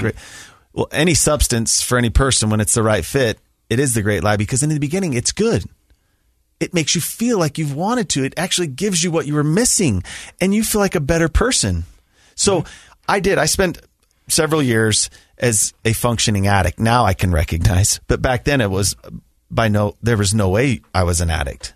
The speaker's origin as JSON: {"language": "English", "town": "Sandy", "region": "Utah", "country": "United States", "tie": "born or raised there", "also_born_or_lived": "Alpine, Utah", "said": "I grew up in the Sandy Draper area, attended Alta High School."}